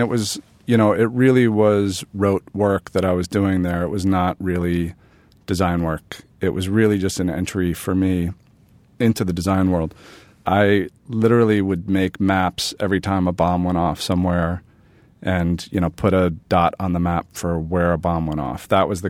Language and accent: English; New York City, New York, United States; also born or lived in Bedford-Stuyvesant, Brooklyn; I grew up in Manhattan.